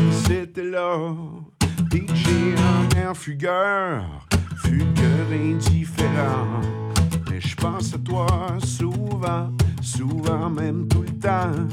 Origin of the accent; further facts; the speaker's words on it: Miguasha, Quebec, Canada; now in Montreal, Canada; mon, pied à terre est chez nous, à Miguacha. C'est là que mon cœur, ma famille, euh, mon fils, ma mère, tu sais